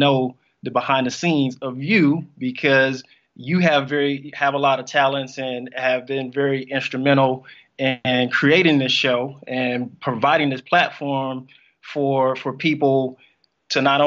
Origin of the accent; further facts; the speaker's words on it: Las Vegas, Nevada, United States; also born or lived in Mississippi / New York / California; I'm originally from Mississippi, born and raised. I moved to Las Vegas when I was 7, grew up out here in Las Vegas